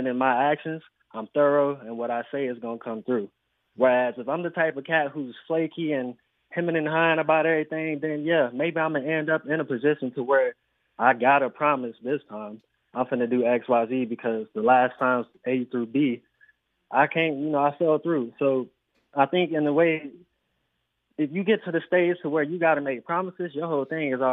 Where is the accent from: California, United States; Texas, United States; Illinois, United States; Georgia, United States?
Texas, United States; Houston; I'm from Houston, bro. I'm out of Texas.